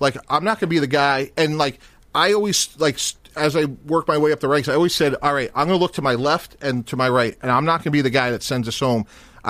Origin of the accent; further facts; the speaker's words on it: Northeast, United States; moved away; I grew up in the Northeast.